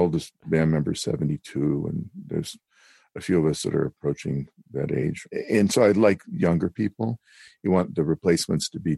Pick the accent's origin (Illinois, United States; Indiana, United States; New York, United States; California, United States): California, United States; Berkeley; I grew up in Berkeley, California